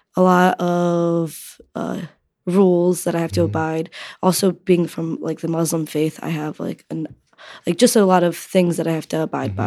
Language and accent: English; Connecticut, United States; I'm from Connecticut